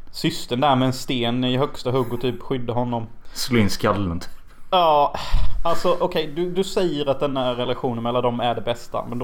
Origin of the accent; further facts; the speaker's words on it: Gothenburg, Västra Götaland, Sweden; Fan jag är från Göteborg och jag vill hålla med.